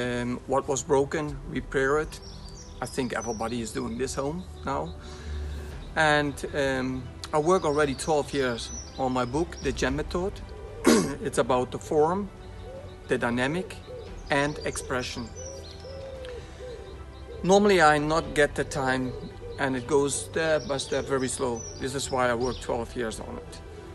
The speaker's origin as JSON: {"language": "English", "country": "Netherlands", "said": "from the Netherlands."}